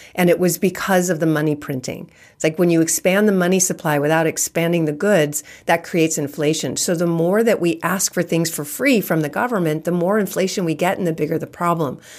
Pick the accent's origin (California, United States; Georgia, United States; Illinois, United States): California, United States; I'm born and raised in California